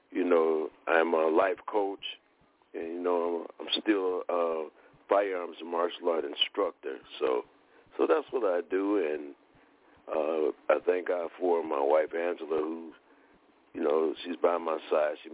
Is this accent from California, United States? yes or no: no; Detroit, Michigan, United States; now in College Park, United States; I'm originally from Detroit moved to College Park, Georgia